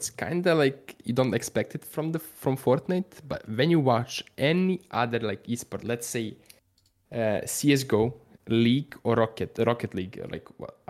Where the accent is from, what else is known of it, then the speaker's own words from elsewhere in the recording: Serbia; Like I grew up like in Serbia, when you watch stuff, that's what I do with like sports stuff.